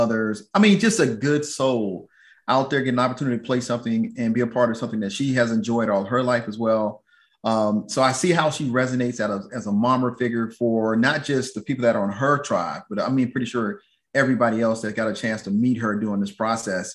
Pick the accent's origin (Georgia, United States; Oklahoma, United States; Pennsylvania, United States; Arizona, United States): Georgia, United States; Atlanta; now in Texas, United States; I'm from Atlanta